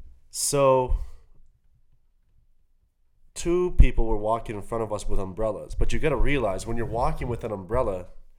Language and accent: English; Fairview, Canada; now in Vancouver, Canada